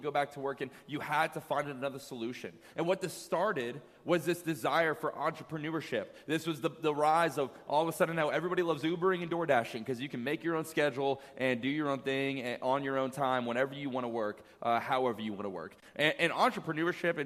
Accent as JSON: {"language": "English", "region": "Virginia", "country": "United States", "tie": "born or raised there", "moved": "as an adult", "said": "7 years since I left my hometown in Virginia"}